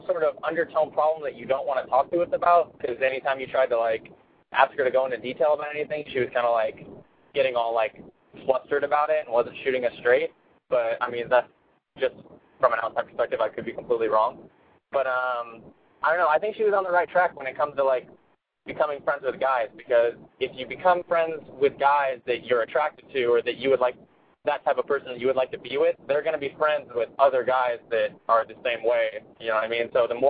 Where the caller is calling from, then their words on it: San Francisco, California, United States; 23 San Francisco.